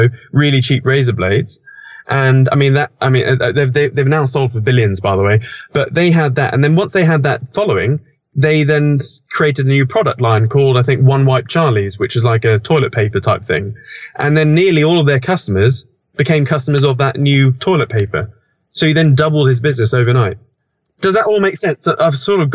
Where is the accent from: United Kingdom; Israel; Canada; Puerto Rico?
United Kingdom; I'm British